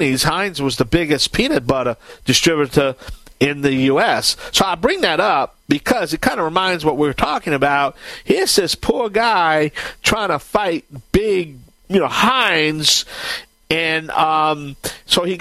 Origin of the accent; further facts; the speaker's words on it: Cajun, the Bayou Land, Louisiana, United States; I'm the Cajun Man from the Bayou Land